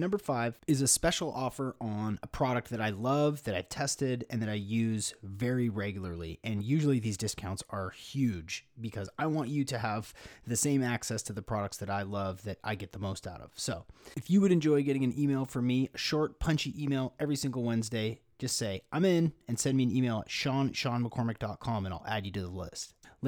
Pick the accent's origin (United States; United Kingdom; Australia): United States; Washington; here in my home state of Washington in Seattle